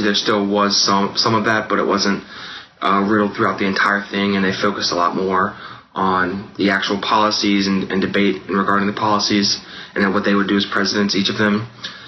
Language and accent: English; Cincinnati, Ohio, United States; I'm 22 years old, and I'm from the Springfield Township area of Cincinnati, Ohio